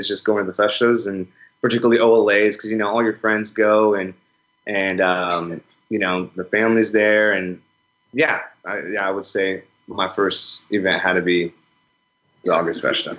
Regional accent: Turlock, California, United States; My hometown is here, Turlock. It's where I was born and raised and where I currently live.

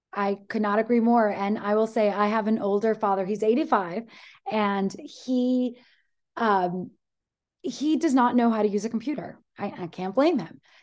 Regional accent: Greece; I am from Greece.

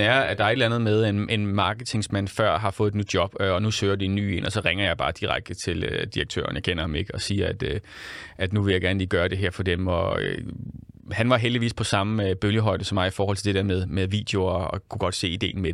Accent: Central Zealand, Denmark; jeg kommer selv fra Midtsjælland. Jeg er jo en kæmpe bonderøv selv

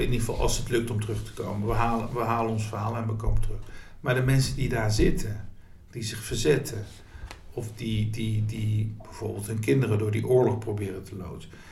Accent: Nijmegen, Gelderland, Netherlands; deze stad waar ik woon, waar ik geboren ben

